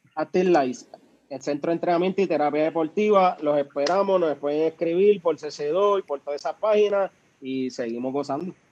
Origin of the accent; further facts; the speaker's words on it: Comerío, Puerto Rico; soy del pueblo de Comerío, eh, actualmente del barrio Cejas de Comerío